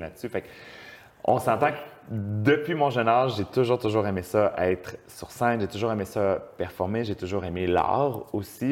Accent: Montreal, Quebec, Canada; also born or lived in Beauport, Quebec City; j'ai vécu à Québec jeune, mais j'ai déménagé à Montréal ou dans la, sur la rive sud de Montréal quand, j'étais tout petit. Uh-huh. Alors, j'ai vécu toute ma jeunesse à Montréal

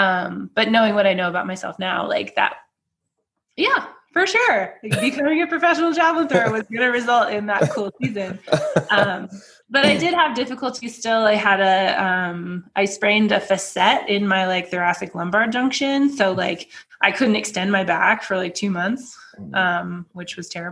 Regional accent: United States; also born or lived in Chula Vista, California; as an American going out into the world

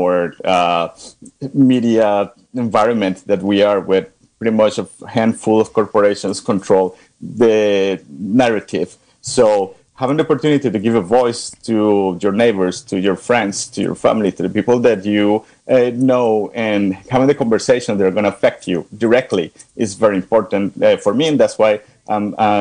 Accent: Colombia; also born or lived in Asheville, United States; now in Lexington, United States; I'm from Colombia

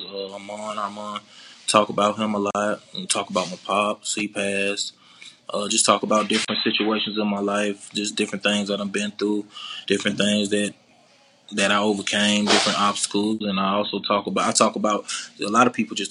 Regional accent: Decatur, Georgia, United States; also born or lived in Zone 3, Atlanta, Georgia; I'm from Decatur, man. East side of Atlanta

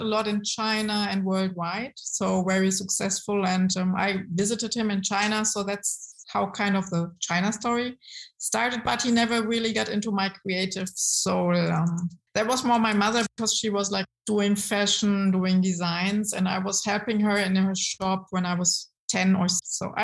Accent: Frankfurt, Hesse, Germany; also born or lived in Münster; my mother comes definitely from Frankfurt. So I'm a girl from Frankfurt.

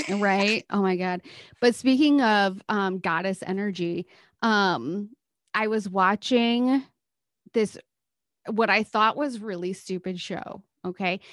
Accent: Midwest, United States; as a Midwesterner

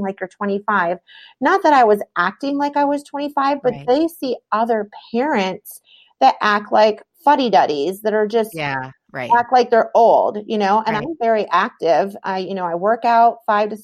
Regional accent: New York, United States; also born or lived in Michigan; I was born in Michigan. We lived in New York at the time.

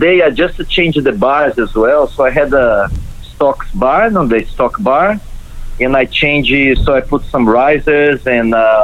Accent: Brazil; now in New Zealand; in Brazil, so I'm from Brazil

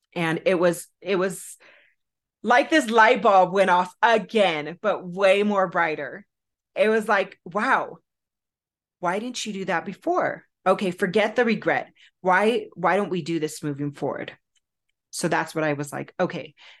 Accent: Southern California, United States; I was raised in Southern California

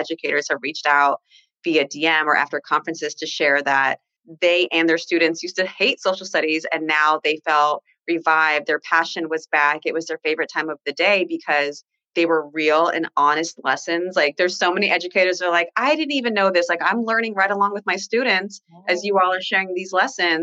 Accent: Orlando, Florida, United States; now in Los Angeles, United States; I'm from Orlando, Florida, but I'm currently living in LA right now

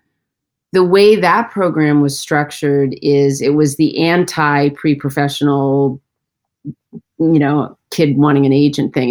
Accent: Central Connecticut, United States; I grew up in Central Connecticut

